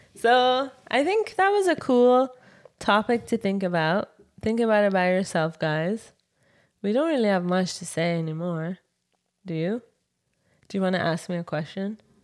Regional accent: Iran; moved away; from Iran

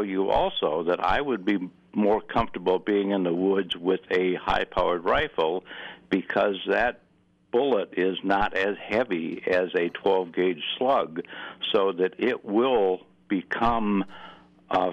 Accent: Buffalo County, Wisconsin, United States; now in Minnesota, United States; I was born and raised in Buffalo County, Wisconsin, and I grew up hunting with shotguns

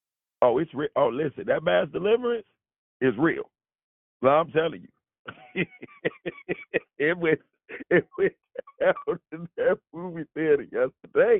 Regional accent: Chicago, Illinois, United States; I'm from Chicago

